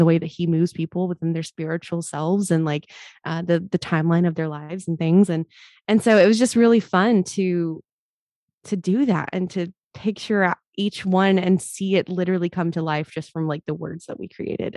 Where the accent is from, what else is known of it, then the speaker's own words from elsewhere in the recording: Mobile, Alabama, United States; I grew up in Mobile, Alabama.